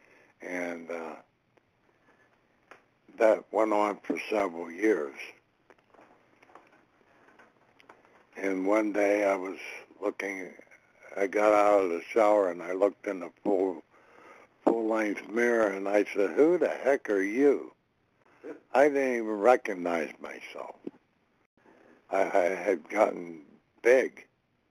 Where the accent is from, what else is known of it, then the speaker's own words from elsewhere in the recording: Connellsville, Pennsylvania, United States; I was born in Connellsville, Pennsylvania at a very young age, and had a normal childhood